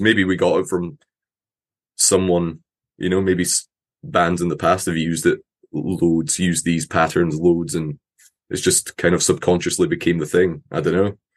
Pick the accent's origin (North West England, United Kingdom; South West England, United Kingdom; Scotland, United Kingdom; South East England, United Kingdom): Scotland, United Kingdom; accent: Scottish; I'm from Scotland